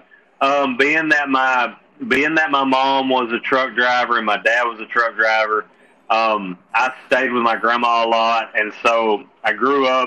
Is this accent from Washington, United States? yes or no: no; Gurdon, Arkansas, United States; I'm from Gurdon, Arkansas. There's no city here. It's all backwoods.